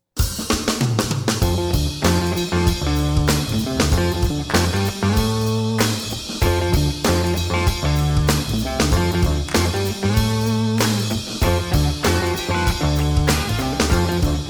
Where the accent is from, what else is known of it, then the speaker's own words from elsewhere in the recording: Florida, United States; also born or lived in New Jersey; I was born in New Jersey, but I've been in Florida most of my life.